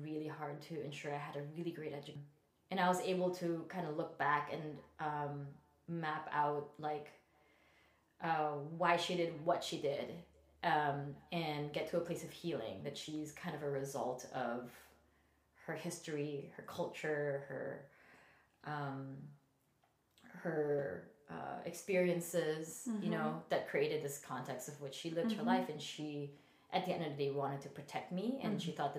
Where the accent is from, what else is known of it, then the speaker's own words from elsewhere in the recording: Philippines; moved away; I was born and raised in the Philippines, and I came from a very conservative Catholic family.